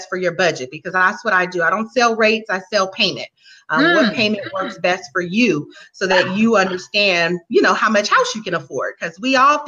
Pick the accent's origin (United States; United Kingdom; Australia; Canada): United States; Inglewood, California; I'm originally born and raised in Los Angeles, Southern California. Inglewood is my area